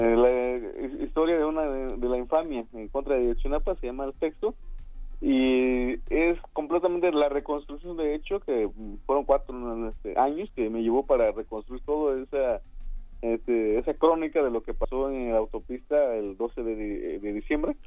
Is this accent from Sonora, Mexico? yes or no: no; San Luis Acatlán, Guerrero, Mexico; soy del municipio de San Luis Acatlán, en tierra de Genaro Vázquez